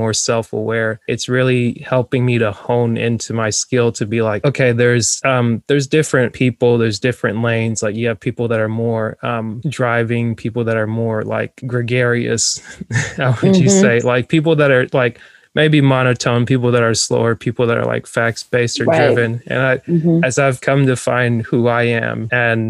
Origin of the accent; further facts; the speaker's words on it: North Georgia, United States; I like grew up in North Georgia